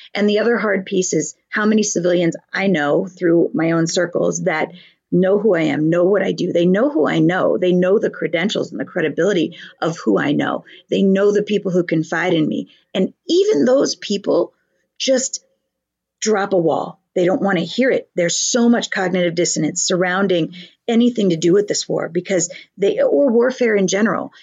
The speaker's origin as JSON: {"language": "English", "country": "United States", "said": "We are blessed to be living in this nation"}